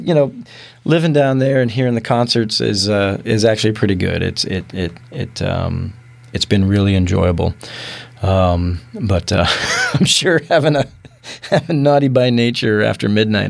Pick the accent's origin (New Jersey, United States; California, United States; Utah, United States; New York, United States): California, United States; San Diego; moved away as an adult; also born or lived in Seattle area; now in Kitsap Peninsula, United States; I'm from San Diego